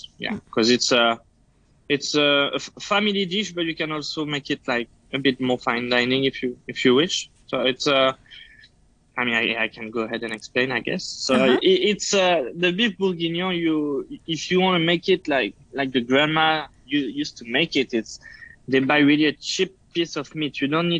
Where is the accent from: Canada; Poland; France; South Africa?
France; English is a second language; also born or lived in United States; Yeah, I did. I went to culinary school in France, and then I went to US to work a little bit when I was really younger.